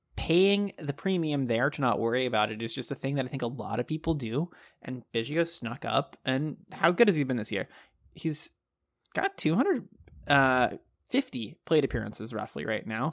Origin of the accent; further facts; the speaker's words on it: Texas, United States; I grew up in Texas